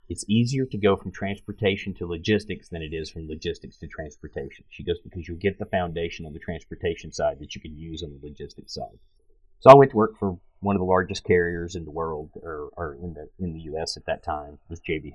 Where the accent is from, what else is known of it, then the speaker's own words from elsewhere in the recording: Pikeville, Tennessee, United States; I'm originally from Tennessee, and I grew up in a little town called Pikeville, Tennessee, 2,000 people.